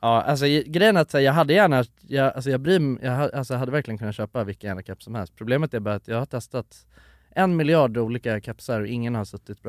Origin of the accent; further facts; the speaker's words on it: Sweden; så att det inte hörs att jag är svensk